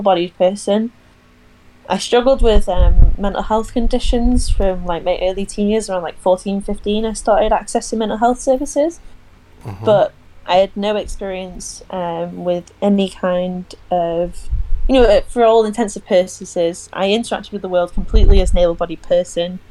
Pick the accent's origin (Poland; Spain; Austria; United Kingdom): United Kingdom; Chester, North West England; now in Preston, United Kingdom; I live in Preston, but I'm from Chester originally.